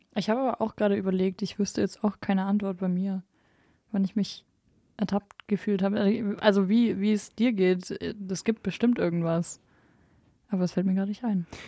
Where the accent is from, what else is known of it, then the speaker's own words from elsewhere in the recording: Bavaria, Germany; Jetzt sind wir ja alle aus Bayern hier